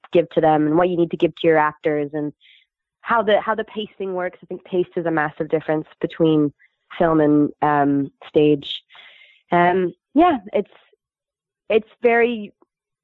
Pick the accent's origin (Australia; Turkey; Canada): Canada; moved away; also born or lived in Scotland; As a Canadian